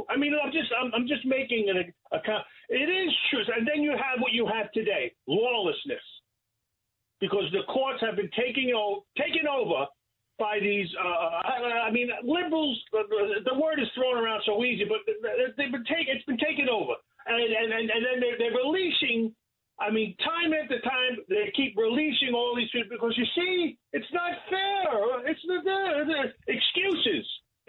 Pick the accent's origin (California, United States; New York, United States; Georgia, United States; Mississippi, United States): New York, United States; New York City; I'm from Brooklyn.